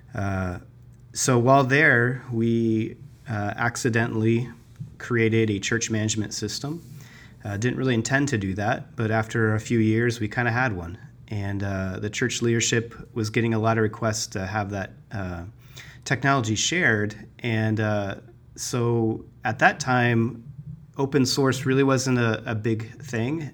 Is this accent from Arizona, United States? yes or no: yes; Tucson, Arizona, United States; also born or lived in Flagstaff, Arizona; now in Phoenix, United States; I was born and raised in Arizona. I grew up in Tucson